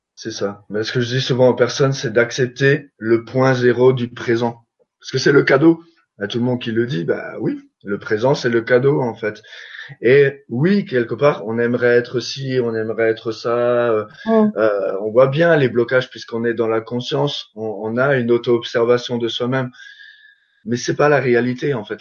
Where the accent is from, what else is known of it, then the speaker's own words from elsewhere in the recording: Alsace, Grand Est, France; je suis alsacien